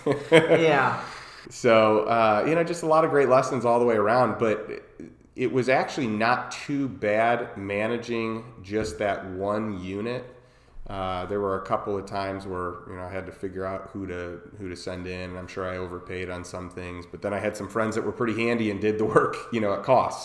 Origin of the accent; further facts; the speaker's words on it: Chicago, Illinois, United States; moved away as an adult; also born or lived in Champaign, Illinois / St. Louis, Missouri; now in Austin, United States; I grew up in Chicago. I grew up in a suburb of Chicago